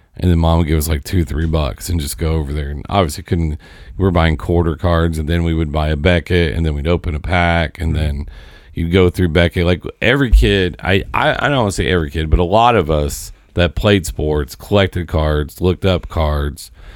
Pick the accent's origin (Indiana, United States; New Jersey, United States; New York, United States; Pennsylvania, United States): Indiana, United States; Seymour; we're from Seymour, me and Josh